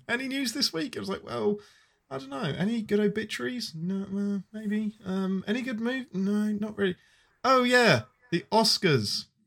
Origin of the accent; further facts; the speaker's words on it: England, United Kingdom; I'm your Englishman